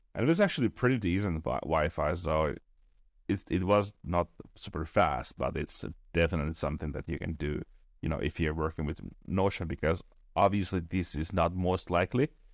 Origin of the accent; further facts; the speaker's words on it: Finland; I'm from Finland